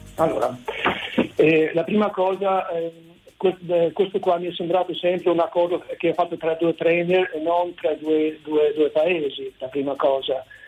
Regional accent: Albania; Italian is a second language; moved away as an adult; now in Italy; Io sono un albanese che... Eh, che vive da vent'anni in Italia

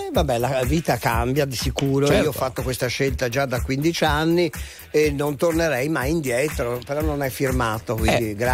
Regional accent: Castiglione dei Pepoli, Emilia-Romagna, Italy; moved away; io sono nato da bambino, stavo sull'Appennino Tosco Emiliano, no? in un paese sì. piccolo, Castiglione dei Pepoli e avendo già vissuto quella dimensione, io non tornerei mai indietro, nel senso io sono abituato alle città, addirittura al centro storico

